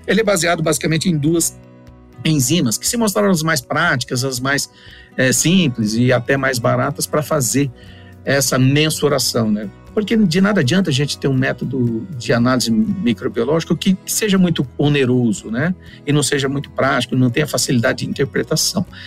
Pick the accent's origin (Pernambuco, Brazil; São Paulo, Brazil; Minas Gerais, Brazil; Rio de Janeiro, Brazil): São Paulo, Brazil; Cândido Mota; moved away as an adult; now in Paraná, Brazil; paranaense de coração, já estou há mais de 20 anos no Paraná. Eu sou original ali de Cândido Mota, interior de São Paulo